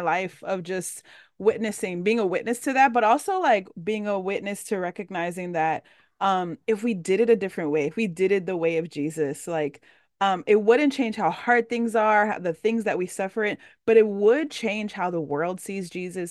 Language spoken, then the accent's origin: English; Dominican Republic; I'm Dominican, I'm from the Caribbean